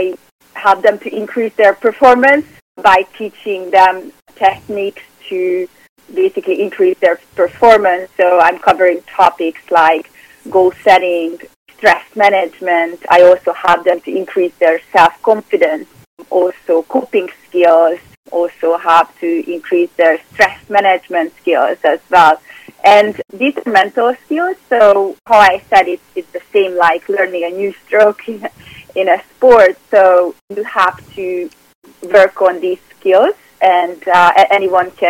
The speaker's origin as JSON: {"language": "English", "region": "Budapest", "country": "Hungary", "tie": "born or raised there", "second_language": "English", "moved": "as an adult", "lives_now": "New York, United States", "said": "So I'm originally from Hungary, from Budapest. And I grew up there"}